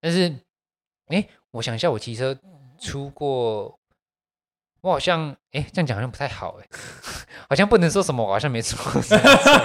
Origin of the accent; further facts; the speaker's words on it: Taiwan; 我们台湾人